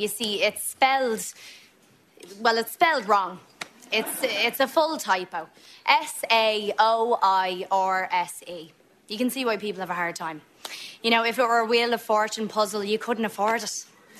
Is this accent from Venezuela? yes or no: no; Ireland; Yes, I am very Irish, and I have an extremely Irish name.